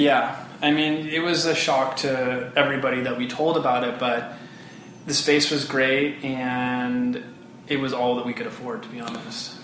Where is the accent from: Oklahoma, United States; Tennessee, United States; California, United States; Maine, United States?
California, United States; Bay Area; also born or lived in Hawaii; born in Hawaii, but I grew up in California